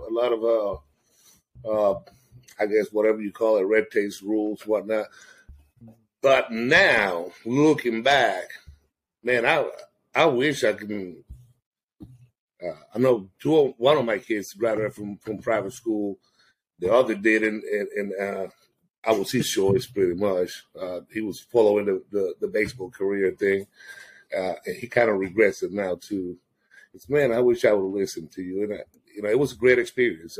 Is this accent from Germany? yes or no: no; San Juan, Puerto Rico; moved away; born and raised in Puerto Rico. I lived in San Juan